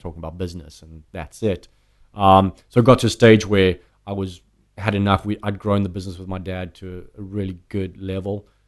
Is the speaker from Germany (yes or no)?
no; South Africa; moved away as an adult; now in United States; growing up in South Africa